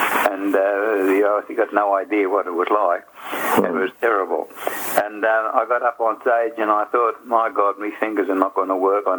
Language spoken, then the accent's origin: English; Glenreagh, New South Wales, Australia; also born or lived in Grafton, Australia; now in Coffs Harbour, Australia; I grew up in Glen Ray, Tallawidgee Creek, to be exact.